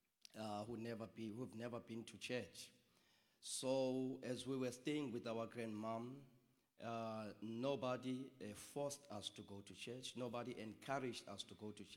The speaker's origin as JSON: {"language": "English", "town": "East London", "region": "Eastern Cape", "country": "South Africa", "also_born_or_lived": "Mdantsane / KwaZakhele", "said": "I am from East London, in the rural part of East London. But I've lived part of my life in a township called East Mdanzane."}